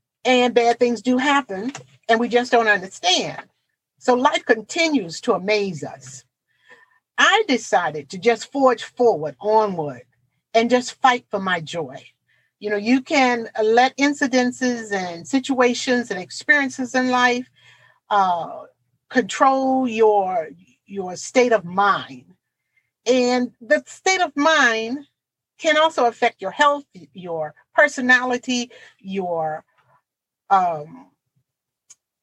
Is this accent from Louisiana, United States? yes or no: no; Portsmouth, Virginia, United States; my hometown, the city of Portsmouth, Virginia